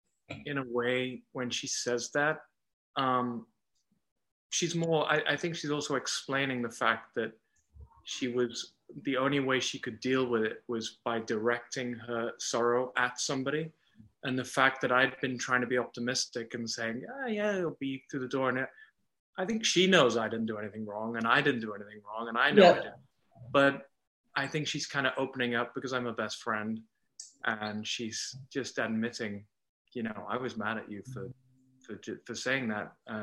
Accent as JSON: {"language": "English", "region": "England", "country": "United Kingdom", "tie": "born or raised there", "accent": "English", "moved": "yes", "lives_now": "Canada", "said": "people see the English as being the accent that I'm putting on, but this is my normal accent."}